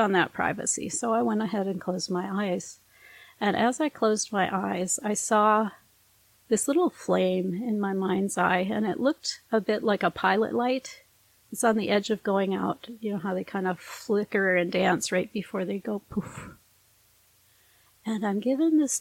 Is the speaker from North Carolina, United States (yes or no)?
no; northern Minnesota, United States; I'm raised by a German and a Norwegian in northern Minnesota